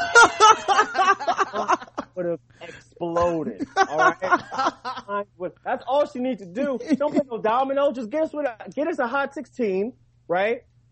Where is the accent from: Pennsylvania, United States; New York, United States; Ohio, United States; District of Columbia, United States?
New York, United States